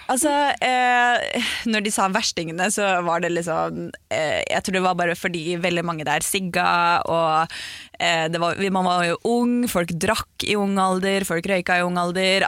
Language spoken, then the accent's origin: Norwegian; Aurskog-Høland, Akershus, Norway; also born or lived in Gol; Jeg flytta jo til Aurskog-Høland